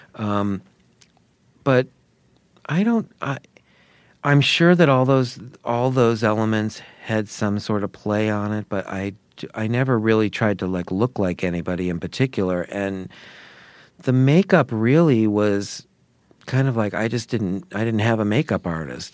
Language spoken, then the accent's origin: English; Sarasota, Florida, United States; my hometown, Sarasota, Florida